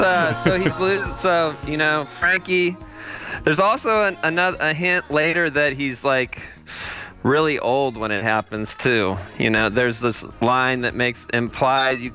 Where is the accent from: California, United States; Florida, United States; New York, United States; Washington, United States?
California, United States; Los Angeles; born or raised there